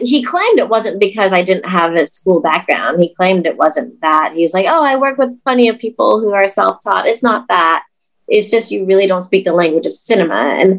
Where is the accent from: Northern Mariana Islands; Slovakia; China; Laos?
Laos; I was from Laos.